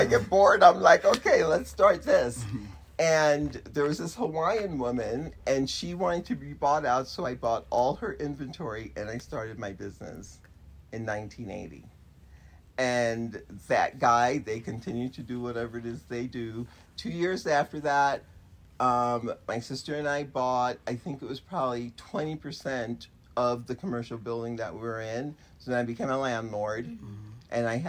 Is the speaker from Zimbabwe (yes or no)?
no; Jamaica; now in United States; So I think not being African American and being, I call myself Jamaican, makes a difference.